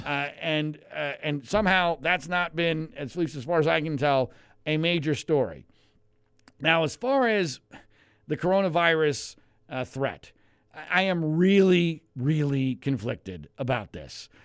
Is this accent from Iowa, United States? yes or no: no; Philadelphia, Pennsylvania, United States; now in Los Angeles, United States; I grew up in Philadelphia